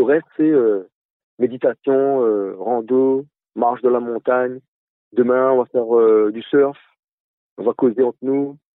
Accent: Réunion; en tant que réunionnais

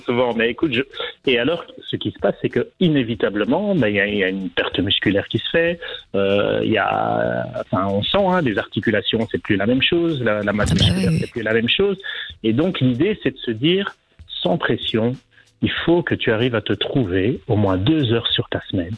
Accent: Belgium; moved away as an adult; now in Fuerteventura, Spain; J'ai quitté la Belgique il y a quatre ans pour m'installer

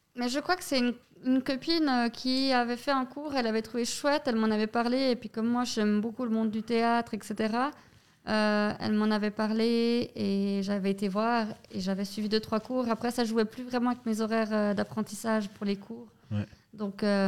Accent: Yverdon-les-Bains, Vaud, Switzerland; je viens d'Iverdon

